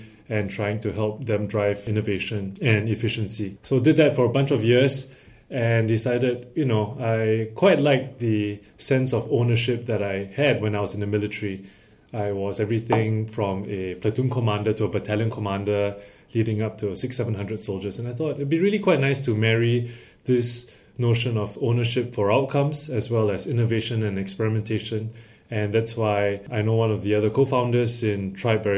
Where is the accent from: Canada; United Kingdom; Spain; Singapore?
Singapore; As all Singaporean males do, I joined the military